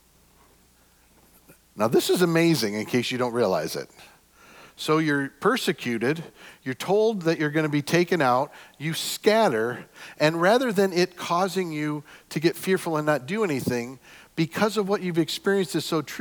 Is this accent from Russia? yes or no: no; United States; we're from America